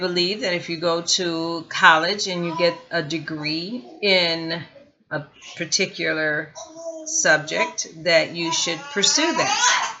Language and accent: English; Gary, Indiana, United States; also born or lived in East Chicago, Indiana / Hammond, Indiana; I was born in East Chicago, Indiana, and raised in Gary.